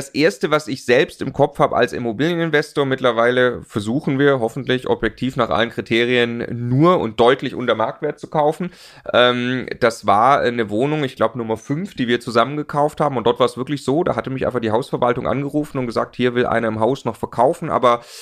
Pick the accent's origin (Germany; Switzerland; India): Germany; Stuttgart, Baden-Württemberg; also ich komme aus Stuttgart, da kauft man die Daimler-Aktie, ja.